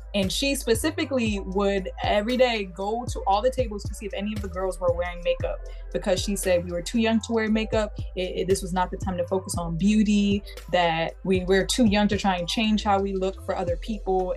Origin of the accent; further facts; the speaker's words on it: New York, United States; I'm from New York, so like, if you weren't in private school, I didn't grow up, grow up around seeing a whole bunch of people in dress codes and in uniforms